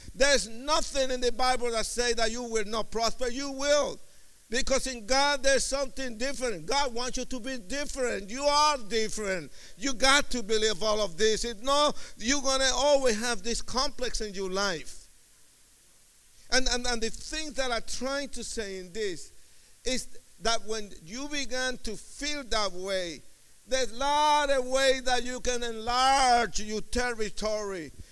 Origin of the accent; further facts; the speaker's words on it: Puerto Rican, East Coast, United States; I was Puerto Rican, and we are too fast. We were from the I was from the East Coast